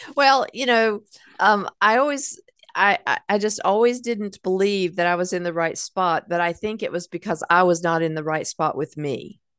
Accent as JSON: {"language": "English", "town": "Hickory", "region": "North Carolina", "country": "United States", "tie": "born or raised there", "said": "I grew up in Hickory"}